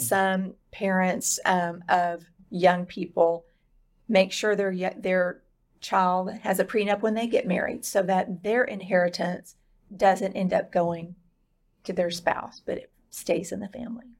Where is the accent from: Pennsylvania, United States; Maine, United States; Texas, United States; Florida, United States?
Texas, United States; Dallas; I was born in West Texas and raised in the Dallas area